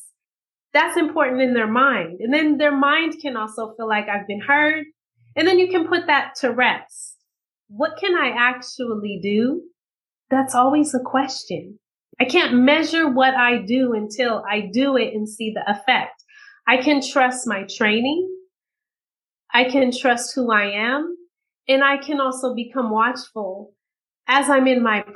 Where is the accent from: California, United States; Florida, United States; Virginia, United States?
California, United States; Bay Area; I grew up in the Bay Area in California